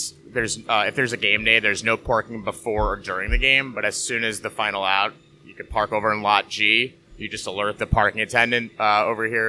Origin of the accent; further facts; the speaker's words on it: Hudson Valley, New York, United States; my family's from Queens. I grew up in the Hudson Valley